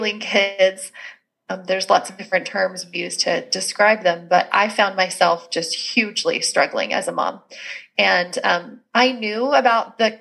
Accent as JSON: {"language": "English", "country": "Canada", "said": "I'm Canadian."}